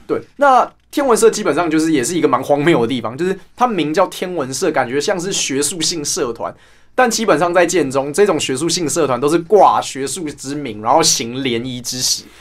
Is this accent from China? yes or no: no; Taipei, Taiwan; 我们家的那一站是，啊，其实就是中正纪念堂站啊